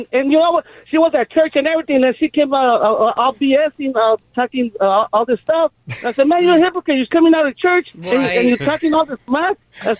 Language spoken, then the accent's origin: English; Culiacán, Sinaloa, Mexico; I'm from Culiacan, man.